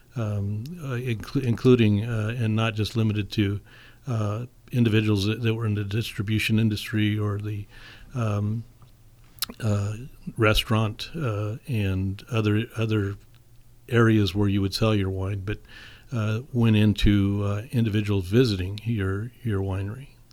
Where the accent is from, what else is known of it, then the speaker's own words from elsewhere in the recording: St. Helena, California, United States; I was born and raised in St. Helena